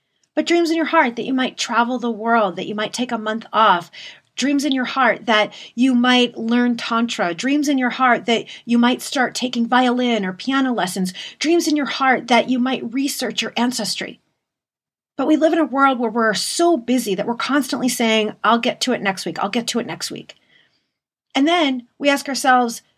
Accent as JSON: {"language": "English", "town": "Detroit", "region": "Michigan", "country": "United States", "said": "I'm from Detroit"}